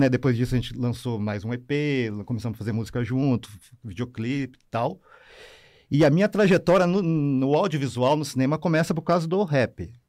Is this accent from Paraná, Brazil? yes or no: yes; Curitiba, Paraná, Brazil; eu sou nascido e criado no SIC, né? Vila Sabará, e a minha trajetória cultural começa ali mesmo, né?